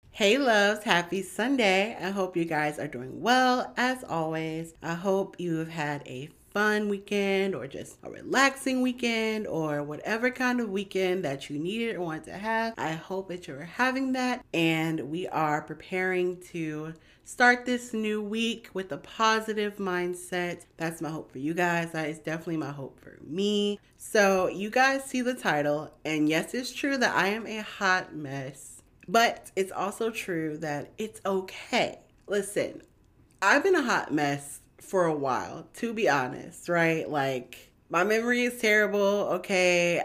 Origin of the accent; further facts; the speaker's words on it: Georgia, United States; I'm from Georgia, born and raised